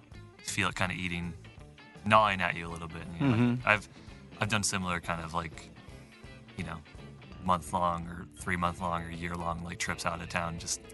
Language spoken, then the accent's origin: English; Nebraska, United States; I'm from the Bible Belt, and I think my music kind of has that influence, at least, or coming from a Catholic upbringing.